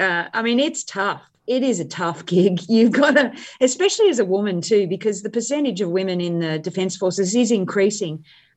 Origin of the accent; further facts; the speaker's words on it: India; So I grew up in India.